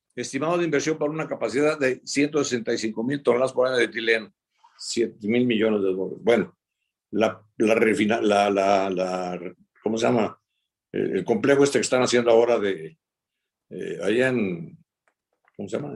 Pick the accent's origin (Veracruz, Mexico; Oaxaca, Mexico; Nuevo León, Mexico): Veracruz, Mexico; yo soy de Veracruz